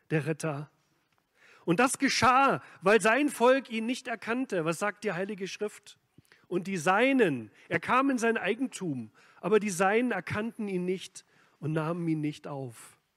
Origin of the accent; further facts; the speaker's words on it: East Germany, Germany; Ich bin ja in Ostdeutschland aufgewachsen.